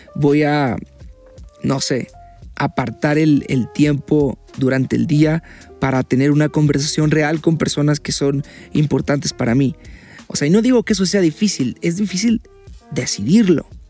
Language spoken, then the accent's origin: Spanish; Mexico; porque soy mexicano